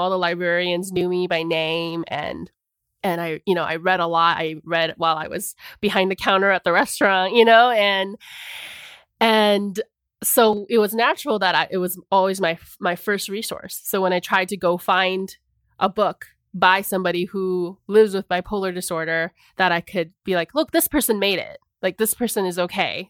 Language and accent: English; Arizona, United States; the isolation I had felt growing up in Arizona